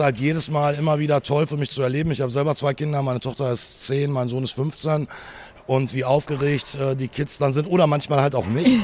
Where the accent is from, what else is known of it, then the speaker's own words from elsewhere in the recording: Ruhr area, North Rhine-Westphalia, Germany; hier bei uns im Ruhrpott, da schlägt das Herz des Fußballs